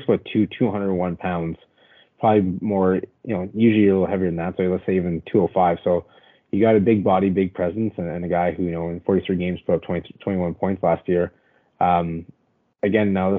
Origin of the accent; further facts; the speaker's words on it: Canada; as a Canadian